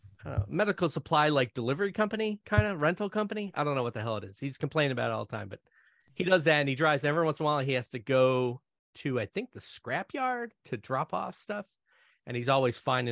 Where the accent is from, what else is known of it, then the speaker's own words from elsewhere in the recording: Scranton, Pennsylvania, United States; I grew up in Scranton.